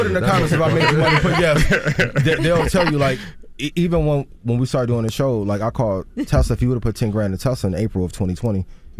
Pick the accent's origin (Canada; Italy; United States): United States; East Chicago, Indiana; where I grew up, I'm from East Chicago, Indiana. Grew up 5 minutes from Gary.